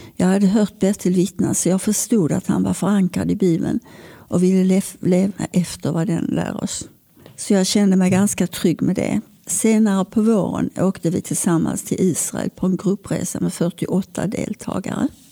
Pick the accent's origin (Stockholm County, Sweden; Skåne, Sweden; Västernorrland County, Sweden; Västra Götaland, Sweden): Skåne, Sweden; Malmö; När jag föddes bodde vi i Limhamn